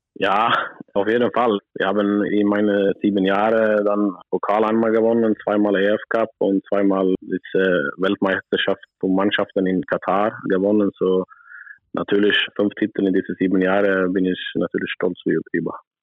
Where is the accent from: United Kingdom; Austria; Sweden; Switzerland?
Sweden; German is a second language; moved away as an adult; also born or lived in Berlin; ich bin natürlich sehr glücklich und froh, dass ich wieder in Schweden bin